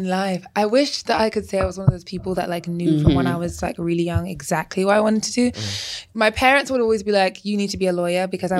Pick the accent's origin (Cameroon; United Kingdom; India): United Kingdom; England; now in United States; Because I mean, I came from England and we thought, I literally was like, it's the streets paved with gold over here.